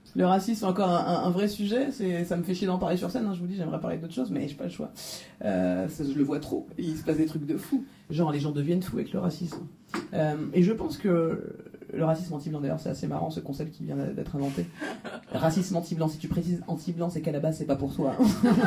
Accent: France; je suis française

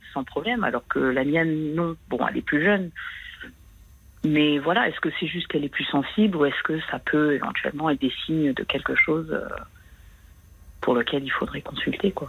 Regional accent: France; moved away; je suis française, mais j'habite à l'étranger

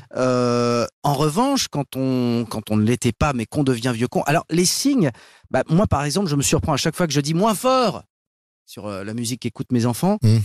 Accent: Paris, Île-de-France, France; je suis né dans le 16e, j'ai grandi dans le 16e, je me suis réinstallé dans le 16e

